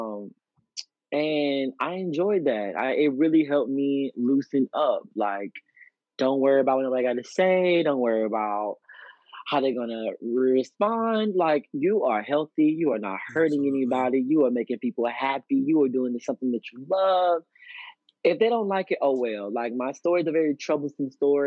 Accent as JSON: {"language": "English", "town": "Pensacola", "region": "Florida", "country": "United States", "tie": "born or raised there", "also_born_or_lived": "Texas", "moved": "yes", "said": "I actually got booked in my hometown, and I haven't lived in Pensacola since 2008"}